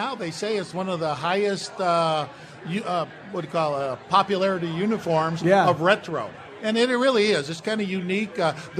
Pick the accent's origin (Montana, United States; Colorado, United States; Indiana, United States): Indiana, United States; Gary; I grew up in Gary, Indiana, so I watched WGN.